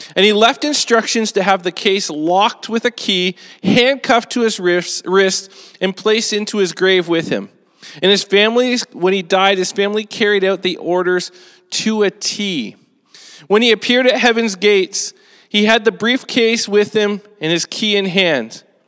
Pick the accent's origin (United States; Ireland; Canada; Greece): Canada; as Canadians